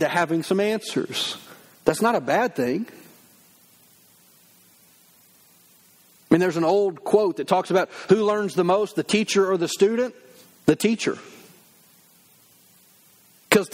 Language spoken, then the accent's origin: English; the South, United States; I grew up in the South